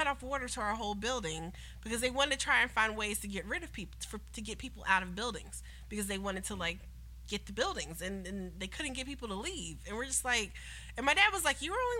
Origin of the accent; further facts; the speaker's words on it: New York City, New York, United States; also born or lived in Chicago; I grew up in New York and Chicago. Mm-hmm. So I grew up in Harlem